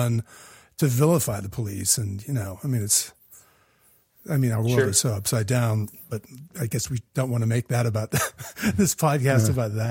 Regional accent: Deming, New Mexico, United States; I'm from Deming, New Mexico, John, which is like 10,000 people and kind of the middle of nowhere. You might drive by it on I-10.

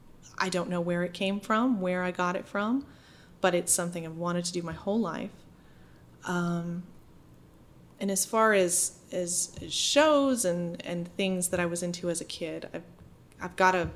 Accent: Holden, Maine, United States; Yeah. I'm from a small town outside of Bangor mm-hmm. called Holden. And my family has been there for generations, you know, old Yankee family.

